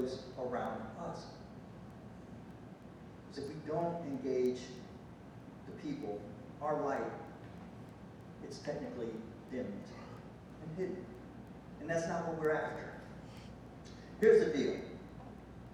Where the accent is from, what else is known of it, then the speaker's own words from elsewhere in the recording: United States; I'm from the States